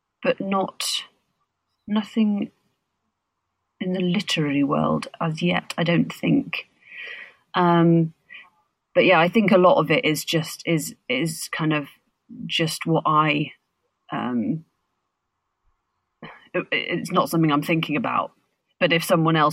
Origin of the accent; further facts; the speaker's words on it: Birmingham, West Midlands, United Kingdom; as a Brummie